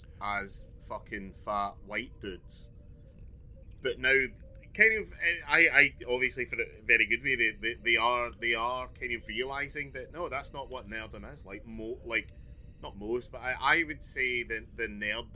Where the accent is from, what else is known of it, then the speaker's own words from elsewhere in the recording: Glasgow, Scotland, United Kingdom; moved away as an adult; now in London, United Kingdom; I come from Glasgow, and I didn't really get to see Glasgow's transition into the metropolis